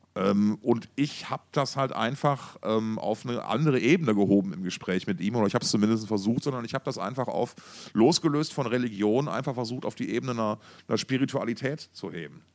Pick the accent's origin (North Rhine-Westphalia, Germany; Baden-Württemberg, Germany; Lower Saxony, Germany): North Rhine-Westphalia, Germany; Essen; wir kommen ja beide aus Essen